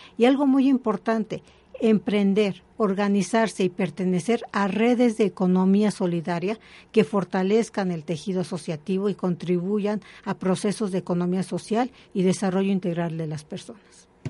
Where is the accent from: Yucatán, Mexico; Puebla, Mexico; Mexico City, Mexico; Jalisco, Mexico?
Mexico City, Mexico; Yo soy de aquí, de la Ciudad de México, mm, mm. pero he estado en muchos lugares